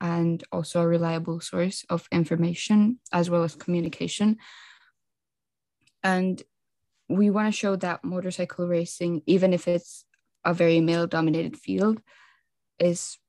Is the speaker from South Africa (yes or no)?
no; Finland; I'm 17, and I'm from Finland